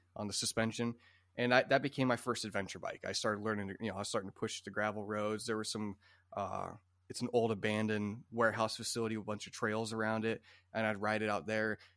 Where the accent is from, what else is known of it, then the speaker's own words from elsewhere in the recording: Iowa, United States; My family always had some Japanese bikes growing up in Iowa